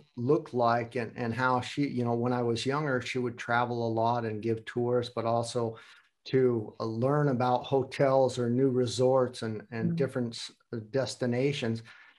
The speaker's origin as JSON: {"language": "English", "country": "United States", "lives_now": "Hamburg, Germany", "said": "And you both know that I'm from the United States and living in Hamburg, Germany."}